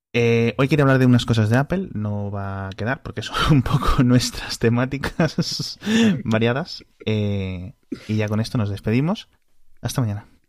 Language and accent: Spanish; Spain